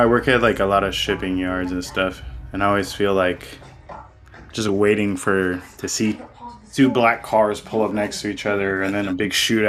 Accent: South Florida, United States; I'm from South Florida.

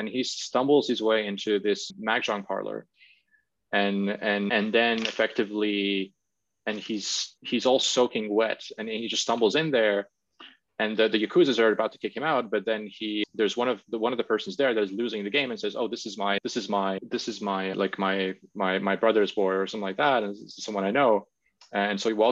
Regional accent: Latvia; moved away as an adult; also born or lived in Cambridge; back in my home country in Latvia

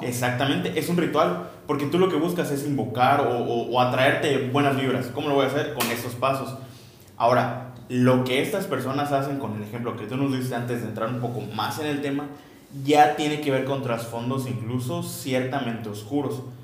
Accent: southeast Mexico, Mexico; somos del sureste de México

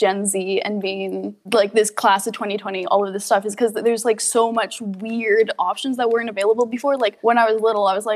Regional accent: Alberta, Canada; now in Comox Valley, Canada; I was born in Alberta for a little bit, raised by my grandparents while my mom and my dad were in college.

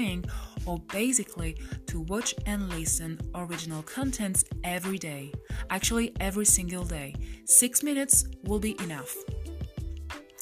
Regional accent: France; English is a second language; we all have as French

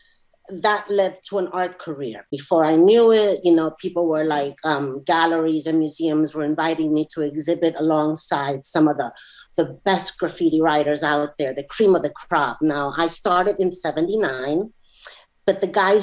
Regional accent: New York City, New York, United States; I'm from New York City, and specifically I'm from Queens

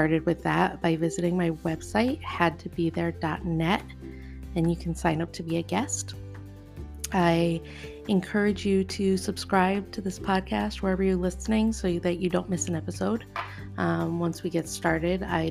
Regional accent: New England, United States; I was born and raised in New England

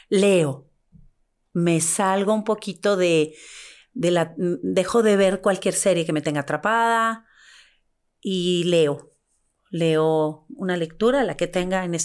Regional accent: Monterrey, Nuevo León, Mexico; now in Mexico City, Mexico; De Monterrey.

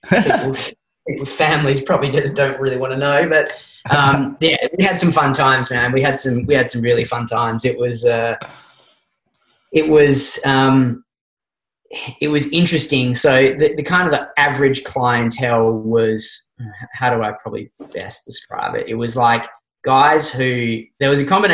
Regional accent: Australia; us as this Aussie contingent of like 15 guys

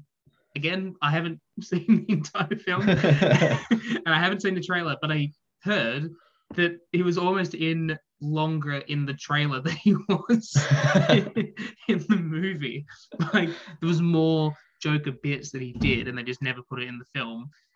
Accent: Australia; as an Australian

